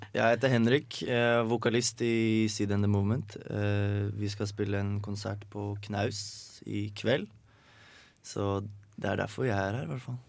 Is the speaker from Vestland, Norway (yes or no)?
no; Hønefoss, Buskerud, Norway; hjemme i Hønefoss